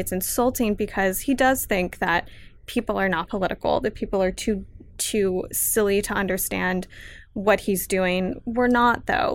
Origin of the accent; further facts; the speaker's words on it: Los Angeles, California, United States; I'm from Pacoima. I grew up around a lot of street art and graffiti